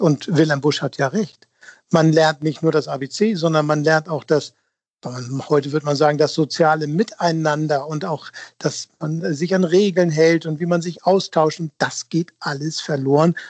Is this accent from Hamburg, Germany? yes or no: yes; Hamburg, Germany; als Hamburger